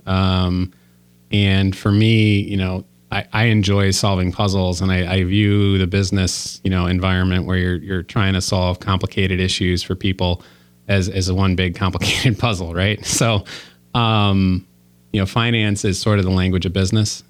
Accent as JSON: {"language": "English", "town": "Waukesha", "region": "Wisconsin", "country": "United States", "tie": "born or raised there", "also_born_or_lived": "Illinois / Chicago", "said": "I grew up in Waukesha, Wisconsin"}